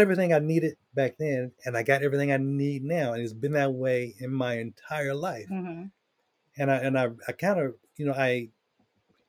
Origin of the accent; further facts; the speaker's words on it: the South, United States; I grew up in the South, in the country.